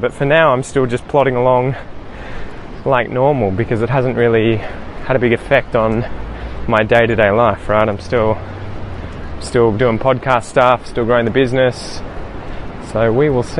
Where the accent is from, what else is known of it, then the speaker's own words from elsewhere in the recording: Australia; first language English; as Australian as I am. I just grew up here as a kid